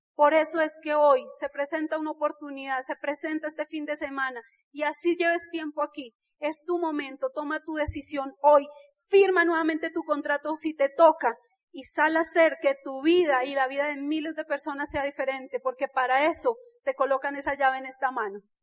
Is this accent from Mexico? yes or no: no; Bogotá, Colombia; nosotros nacimos en Ciudad Bolívar